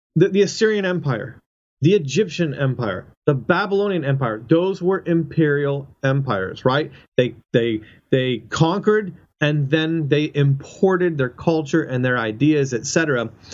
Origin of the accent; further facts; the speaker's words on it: Canada; moved away as an adult; now in United States; I'm a Canadian and I, I live in the United States and uh, you know on a visa um, and I've been here for for 10 years